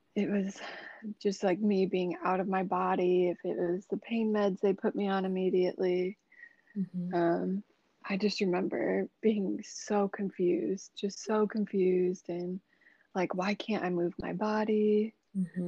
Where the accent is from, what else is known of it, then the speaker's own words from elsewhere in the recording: Des Moines, Iowa, United States; I'm from Des Moines, Iowa, I'm a Libra. Um, I just turned 26 this year. Um, yeah, I've lived in Des Moines since I was like six years old